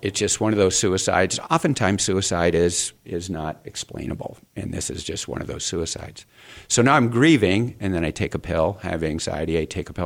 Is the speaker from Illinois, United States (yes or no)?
no; Phoenix, Arizona, United States; I grew up here in Phoenix